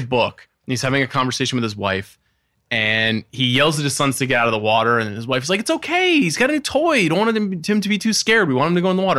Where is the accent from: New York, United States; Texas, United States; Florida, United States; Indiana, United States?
New York, United States; Long Island; I grew up on Long Island